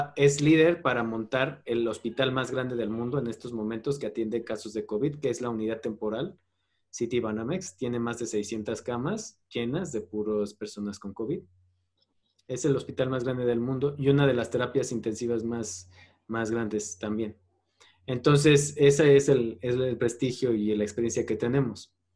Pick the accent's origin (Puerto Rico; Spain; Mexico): Mexico; como mexicanos debemos